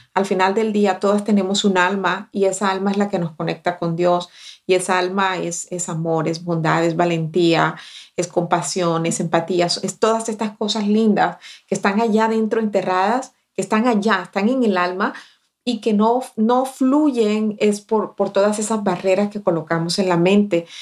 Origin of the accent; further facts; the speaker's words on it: Barranquilla, Atlántico, Colombia; now in United States; Cuando yo llegué recién desempacada de Barranquilla